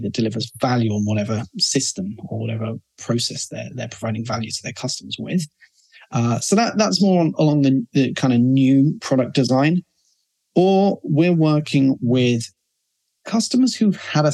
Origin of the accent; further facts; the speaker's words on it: London, United Kingdom; now in Barcelona, Spain; So we're based in Barcelona, and I'm from London